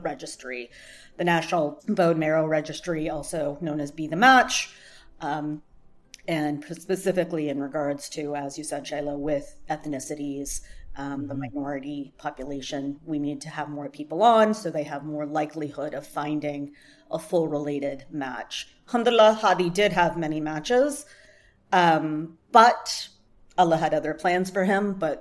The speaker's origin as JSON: {"language": "English", "town": "Topeka", "region": "Kansas", "country": "United States", "tie": "born or raised there", "moved": "as an adult", "lives_now": "Washington, D.C. area, United States", "said": "Born and raised in Topeka, Kansas. Moved out to the D.C. area in 2001."}